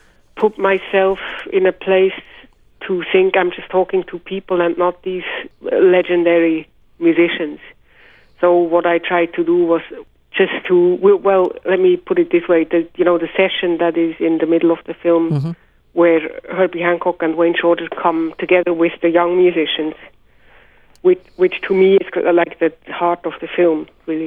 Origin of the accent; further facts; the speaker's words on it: Switzerland; growing up in Switzerland